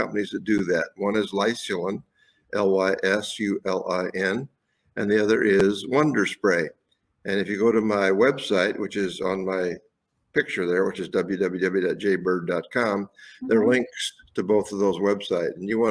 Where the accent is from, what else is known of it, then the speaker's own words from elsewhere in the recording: Fort Wayne, Indiana, United States; moved away as an adult; also born or lived in Wisconsin; I was born in Fort Wayne, Indiana. A small working class family